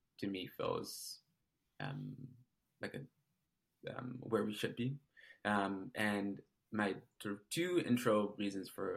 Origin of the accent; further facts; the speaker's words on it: Detroit, Michigan, United States; also born or lived in San Francisco, California / Massachusetts; now in Seattle, United States; I'm originally from Detroit, Michigan.